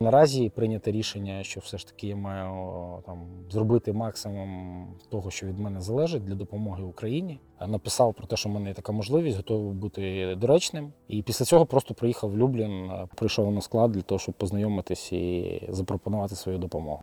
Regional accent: Ukraine; я з України

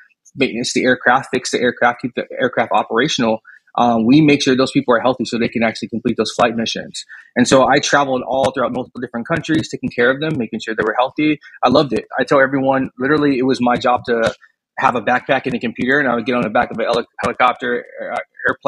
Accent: Houston, Texas, United States; I'm originally born out of Houston, Texas. So I'm fifth generation Texan. Family's been here forever

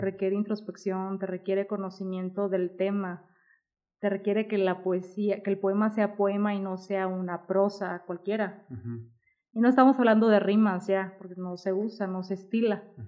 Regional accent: Guadalajara, Jalisco, Mexico; yo soy de aquí de Guadalajara

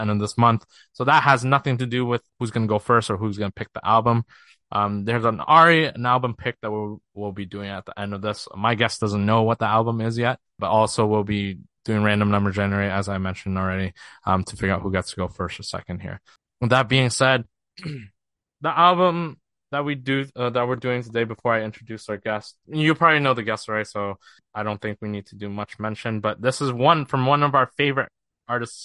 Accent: Ontario, Canada; we're both from Canada. The closest city for us to is Toronto, the Six.

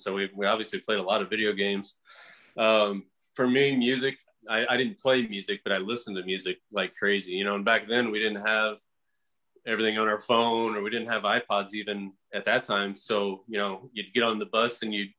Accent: Nebraska, United States; I'm from Nebraska

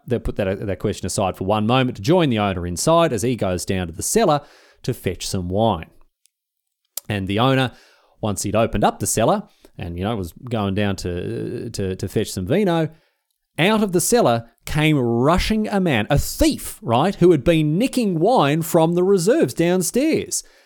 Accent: Melbourne, Victoria, Australia; I'm from Victoria

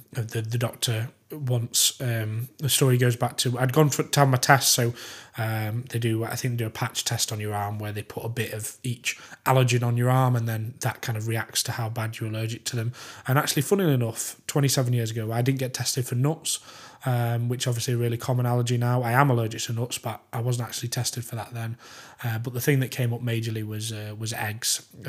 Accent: Manchester, North West England, United Kingdom; born there; So I was born in Manchester Royal Infirmary, I think, March 14, 1991.

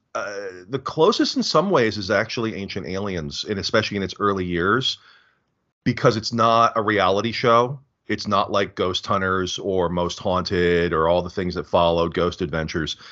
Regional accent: United States; as an American

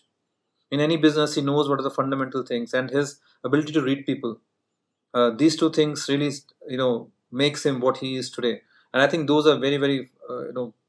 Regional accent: Punjab, India; first language Punjabi; English is a second language; moved away as an adult; also born or lived in Bangalore, India / New York, United States; I came from Punjab where I used to speak only Punjabi, right? I'm like from heartland

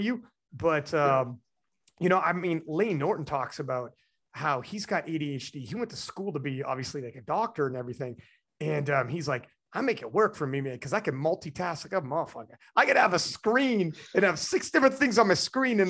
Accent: Canada; I'm Canadian

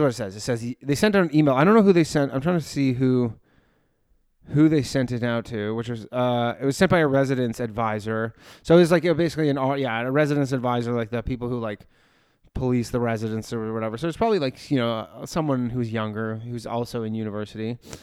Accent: Canada; now in New York, United States; I grew up in Canada. I live in New York.

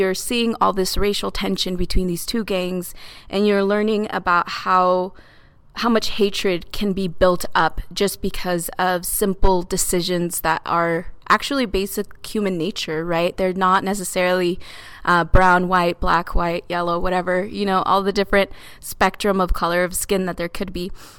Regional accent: Arizona, United States; now in Hood River, United States; So I grew up in Arizona in like full on Latino country. My mom is from El Salvador and my dad's from Guatemala. So I got a lot of mixture in me and my culture growing up. And then I moved over here to Hood River

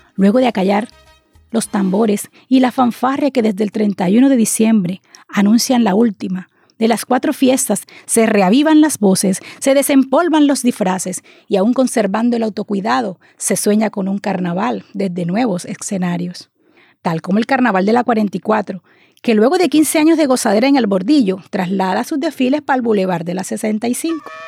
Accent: Barranquilla, Atlántico, Colombia; accent: costeña; soy hija de Barranquilla, criada por padres costeños también no ambiciono cambiar mi residencia

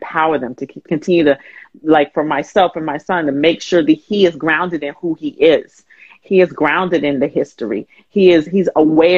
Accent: Huntsville, Alabama, United States; moved away as an adult; also born or lived in Atlanta; I grew up in Alabama, Huntsville, Alabama

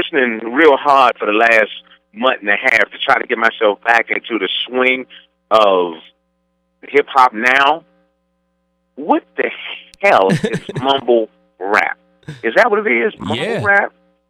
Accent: Washington, District of Columbia, United States; now in St. Louis, United States; Washington, D.C., in my hometown

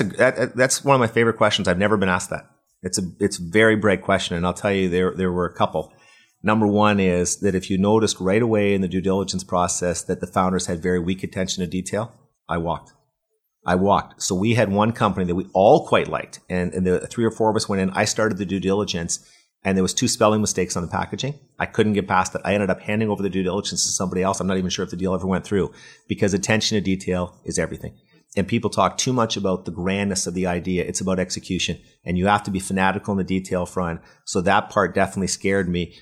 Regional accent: Waterloo, Ontario, Canada; I'm from Waterloo, which is, you know, the Silicon Valley of Canada

